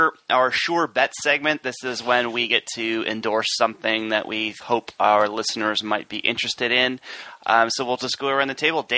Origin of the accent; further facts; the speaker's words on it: California, United States; As a Californian